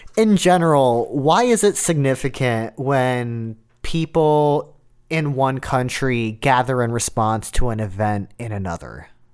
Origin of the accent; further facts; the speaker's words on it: Russia; now in Athens, United States; I am from Russia